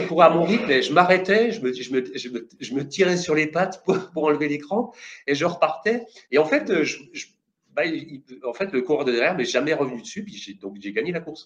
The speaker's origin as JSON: {"language": "French", "area": "Jura", "region": "Bourgogne-Franche-Comté", "country": "France", "tie": "born or raised there", "said": "je viens d'un petit village du Jura"}